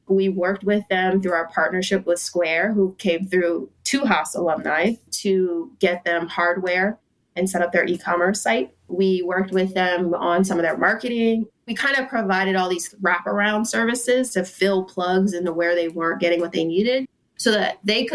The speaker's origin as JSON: {"language": "English", "town": "Philadelphia", "region": "Pennsylvania", "country": "United States", "lives_now": "Oakland, United States", "said": "I'm not going to claim from here because I'm from Philadelphia and I love that."}